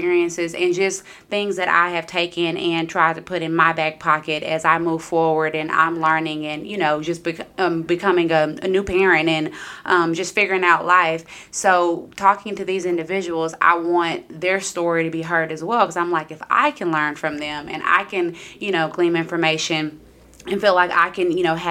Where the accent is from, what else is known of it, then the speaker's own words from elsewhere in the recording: Round Rock, Texas, United States; I am from Round Rock